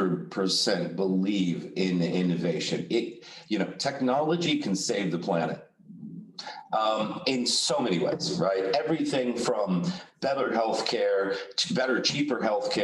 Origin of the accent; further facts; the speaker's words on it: Texas, United States; now in Amsterdam, Netherlands; I'm from Texas